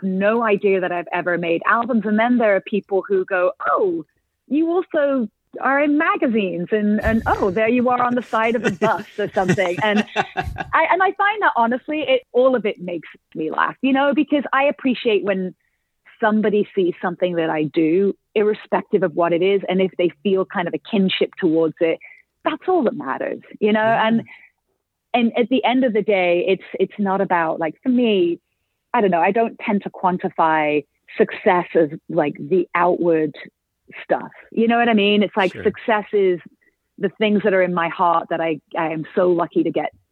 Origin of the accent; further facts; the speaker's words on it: Oldham, North West England, United Kingdom; moved away as an adult; now in Nashville, United States; Oldham, yeah. Just, it's, yeah, a little town, a little industrial town north of Manchester